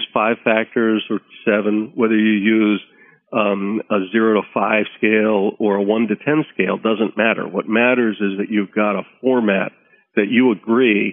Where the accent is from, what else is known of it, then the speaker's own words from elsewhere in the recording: United States; being American